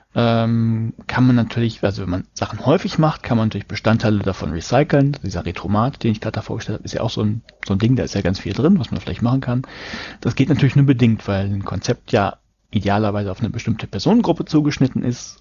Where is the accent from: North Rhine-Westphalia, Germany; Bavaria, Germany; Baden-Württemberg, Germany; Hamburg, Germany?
Hamburg, Germany; Ich komme aus Hamburg